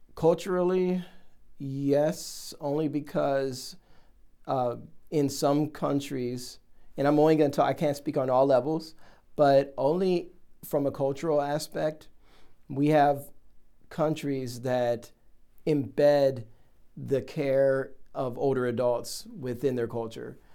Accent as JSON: {"language": "English", "region": "Ohio", "country": "United States", "said": "I I'm from Ohio"}